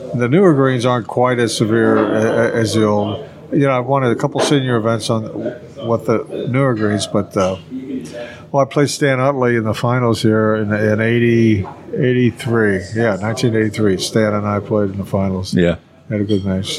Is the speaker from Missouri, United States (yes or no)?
yes; St. Louis, Missouri, United States; also born or lived in Oklahoma; I grew up in St. Louis.